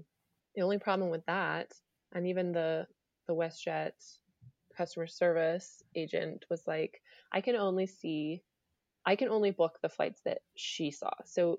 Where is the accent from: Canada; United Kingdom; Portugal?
United Kingdom; England; born there; just because I was born in England. So I had been there before.